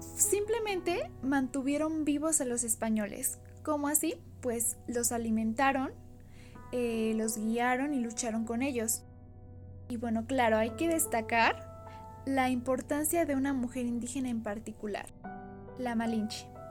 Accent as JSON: {"language": "Spanish", "country": "Mexico", "said": "a todos nosotros como mexicanos que somos"}